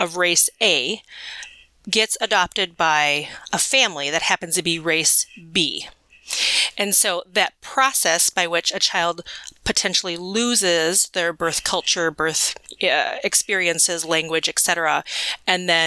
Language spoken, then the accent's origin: English; Midwest, United States; I was adopted as an infant, transracially and internationally into a family into the Midwest